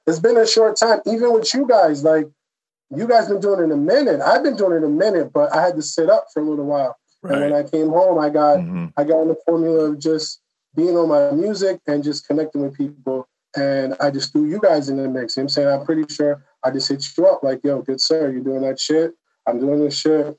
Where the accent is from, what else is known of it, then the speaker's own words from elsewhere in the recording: Long Island, New York, United States; also born or lived in Atlanta; I'm from Long Island. I live not too far away